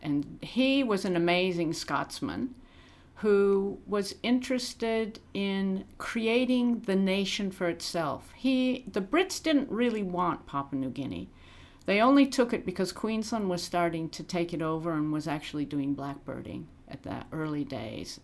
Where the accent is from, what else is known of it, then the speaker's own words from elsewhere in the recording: Illinois, United States; accent: American; now in Australia; I grew up in Illinois, 100 miles from Chicago